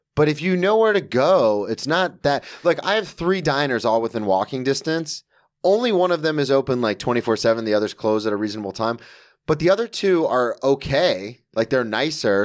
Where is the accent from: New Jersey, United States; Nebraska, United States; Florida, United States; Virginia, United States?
Florida, United States; Ormond Beach; moved away as an adult; now in New York, United States; I always say I'm from Daytona Beach, Florida, because no one knows what Ormond Beach, Florida